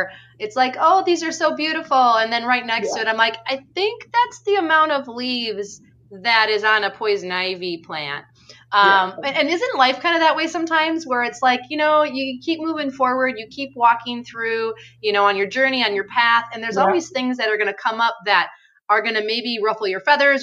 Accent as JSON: {"language": "English", "region": "southeastern Wisconsin", "country": "United States", "tie": "born or raised there", "said": "I live in southeastern Wisconsin, born and raised."}